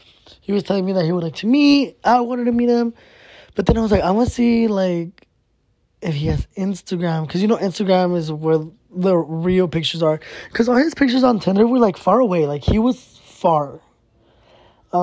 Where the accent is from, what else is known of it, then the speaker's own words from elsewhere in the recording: Arizona, United States; I was born here in Arizona